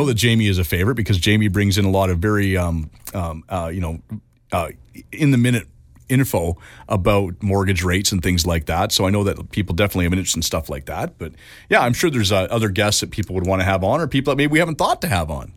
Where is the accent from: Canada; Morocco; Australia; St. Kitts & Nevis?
Canada; Richmond, British Columbia; also born or lived in Vancouver / Prince George; I was born in Saint Paul's Hospital, and I, uh, my first year and a half or so, I was in East Van. Uh, and then we moved to Richmond. I grew up in Richmond